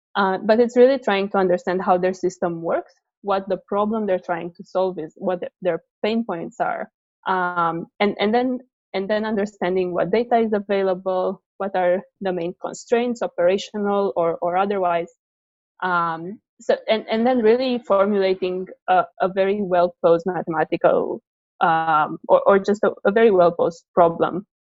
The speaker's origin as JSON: {"language": "English", "country": "Romania", "moved": "as an adult", "lives_now": "United States", "said": "I'm originally from Romania, but i I moved to the states uh, uh, for college"}